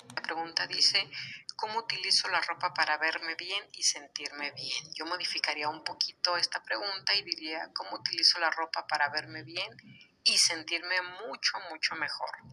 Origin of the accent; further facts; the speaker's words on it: Guadalajara, Jalisco, Mexico; la hermosísima ciudad de Guadalajara, Jalisco, mi ciudad natal